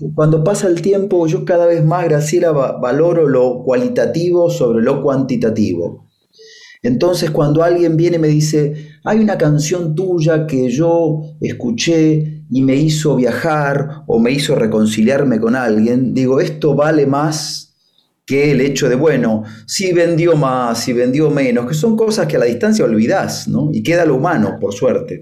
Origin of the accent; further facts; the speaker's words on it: Argentina; moved away; also born or lived in Spain; me crié parte en Argentina, parte en España